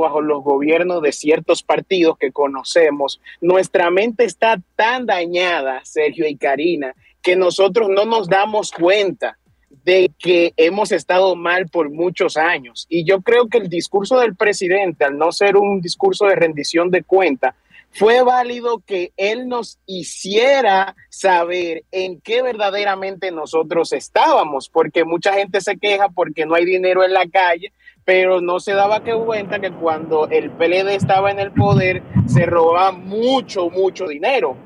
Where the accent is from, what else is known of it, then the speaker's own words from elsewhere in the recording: Dominican Republic; nosotros como dominicanos